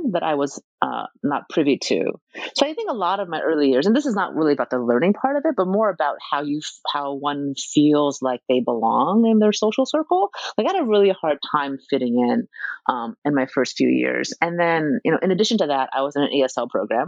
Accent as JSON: {"language": "English", "country": "United States", "tie": "born or raised there", "also_born_or_lived": "Taiwan", "said": "I'm an immigrant. I was born in Taiwan, and I came to America when I was like pretty young, right? Like 3.5, 4 years old."}